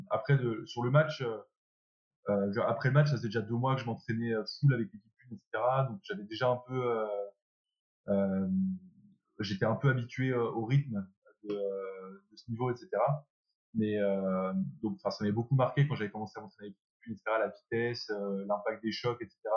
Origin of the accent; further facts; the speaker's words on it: France; moi à la base je cherchais à rentrer en France parce que je suis, euh, bah, je suis français, mon rêve c'est de, jouer en 2014, de jouer euh, pour la France